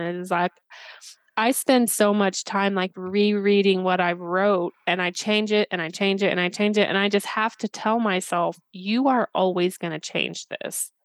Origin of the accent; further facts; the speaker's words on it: Indiana, United States; I'm from Indiana